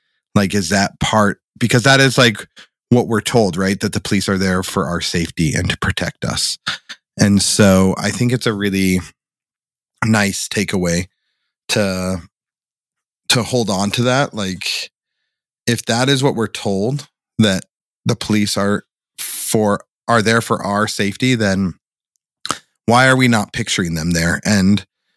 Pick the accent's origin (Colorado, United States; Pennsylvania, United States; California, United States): Colorado, United States; Boulder; growing up in Boulder